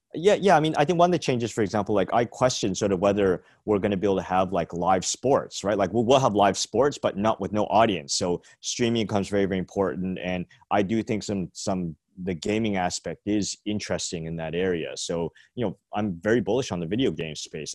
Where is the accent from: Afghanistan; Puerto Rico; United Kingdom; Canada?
Canada; moved away as an adult; now in San Francisco, United States; I'm Canadian, but, um, moved here, like, when I was, like, twenty-four, twenty-five